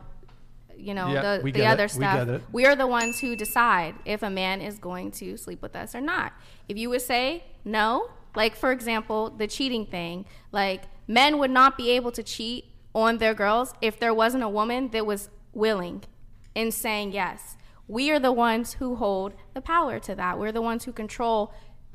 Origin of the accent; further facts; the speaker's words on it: Pittsburgh, Pennsylvania, United States; I'm from Pittsburgh, Pennsylvania.